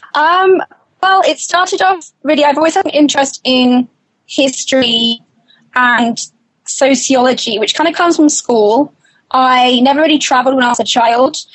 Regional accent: United Kingdom; I'm British

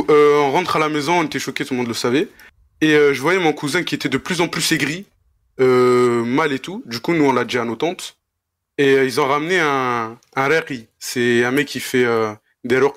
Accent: Mostaganem, Mostaganem Province, Algeria; Algérien de Mostaganem, plus précisément.

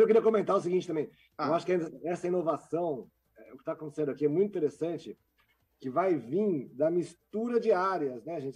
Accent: São Bernardo do Campo, São Paulo, Brazil; Eu sou do São Bernardo do Campo

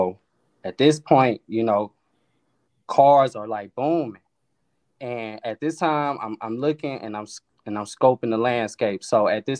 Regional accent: East St. Louis, Illinois, United States; moved away as an adult; now in Atlanta, United States; I'm originally from East St. Louis, Illinois. I moved down to Atlanta about 11 years ago.

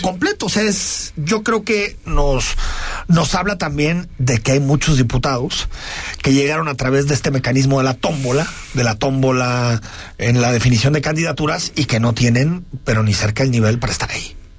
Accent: Guadalajara, Jalisco, Mexico; como tapatíos

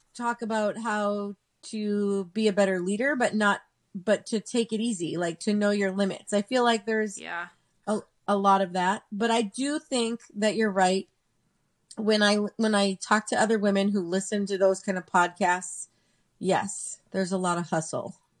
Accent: Southern California, United States; I grew up in Southern California

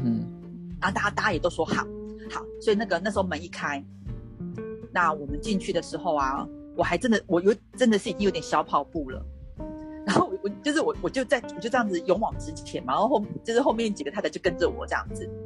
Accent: Taiwan; 他会觉得是我们台湾人很不友善这样子。

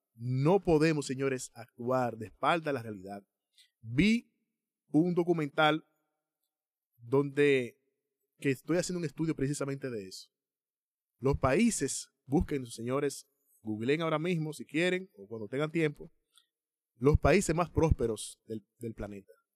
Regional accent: Dominican Republic; nosotros como dominicanos

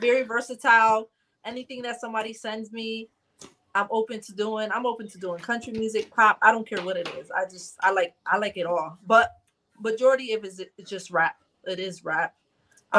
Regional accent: Bridgeport, Connecticut, United States; I am from Bridgeport, Connecticut

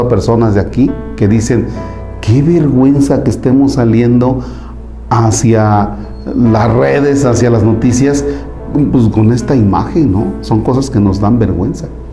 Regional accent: Mexico

